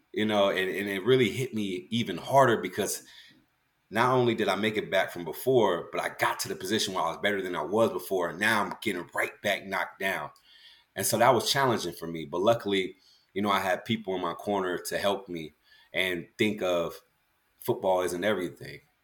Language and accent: English; California, United States; also born or lived in Galveston, Texas; I was born in Galveston, raised in California